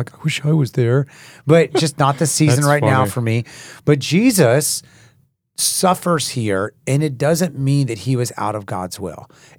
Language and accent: English; Haiti; growing up in Haiti as a missionary, my older brother was young and reached down to pet a dog that was eating